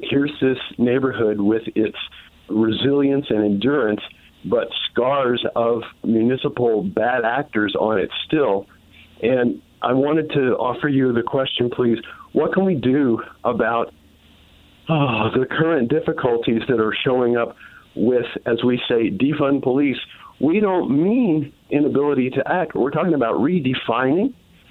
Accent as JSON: {"language": "English", "town": "Philadelphia", "region": "Pennsylvania", "country": "United States", "lives_now": "Indianapolis, United States", "said": "I'm formerly from Philly and formerly of West Philly, and I know all about Cobbs Creek"}